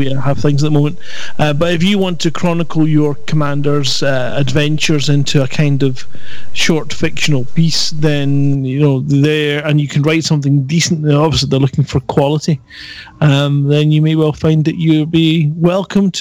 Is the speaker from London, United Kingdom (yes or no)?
no; Scotland, United Kingdom; accent: Scottish; my Scottish accent